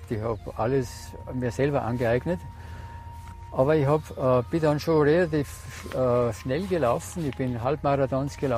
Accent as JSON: {"language": "German", "town": "Aurach", "region": "Tyrol", "country": "Austria", "said": "ich komme aus Aurach, bin also ein waschechter Tiroler und äh, ich bin 71 Jahre alt"}